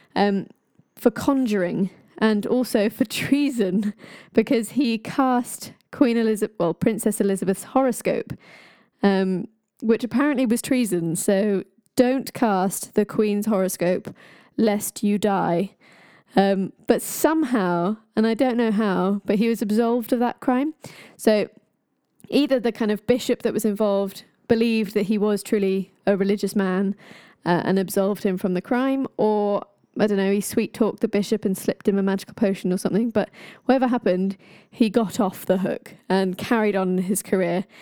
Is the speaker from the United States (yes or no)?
no; Ireland; I am Irish